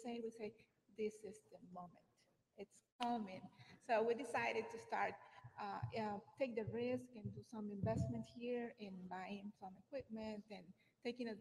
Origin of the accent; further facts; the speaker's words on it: Honduras; moved away as an adult; now in United States; I'm from Honduras.